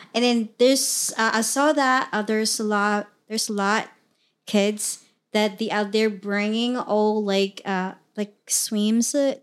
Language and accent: English; Mindanao, Philippines; English is a second language; moved away as an adult; now in United States; I was originally from the Philippines, born and raised in the Philippines